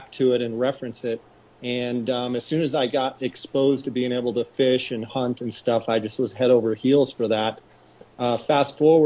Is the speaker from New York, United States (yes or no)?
no; Arizona, United States; also born or lived in Visalia, California; very, very shortly after I was born, we moved back to Arizona. I come from a ranching family, and I've been in Arizona since